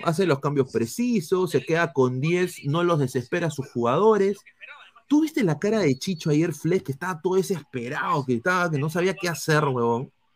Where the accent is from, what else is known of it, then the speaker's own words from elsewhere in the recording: Peru; como peruano, yo quiero que ande la U.